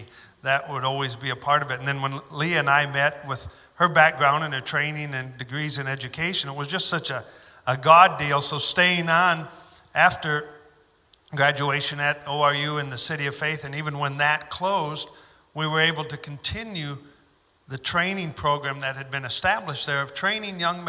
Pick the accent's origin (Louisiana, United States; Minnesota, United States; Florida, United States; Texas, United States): Minnesota, United States; moved away as an adult; also born or lived in West Africa / Afghanistan; now in Oklahoma, United States; I came down to Oklahoma from Minnesota